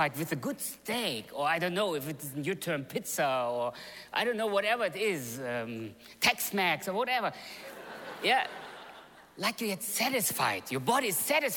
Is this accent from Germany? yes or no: yes; Germany; moved away; also born or lived in Russia; I was born in Russia. But I grew up actually in Germany. I came to Germany in 1976, so my parents came earlier than the whole movement came. So I grew up in Germany.